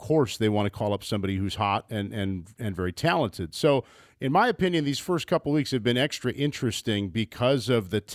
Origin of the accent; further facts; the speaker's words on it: Midwest, United States; I'm a Midwesterner